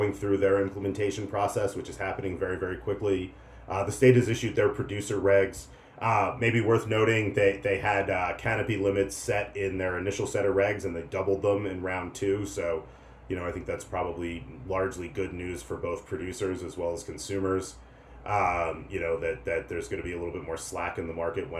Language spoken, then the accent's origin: English; New Jersey, United States; moved away; in my home state in New Jersey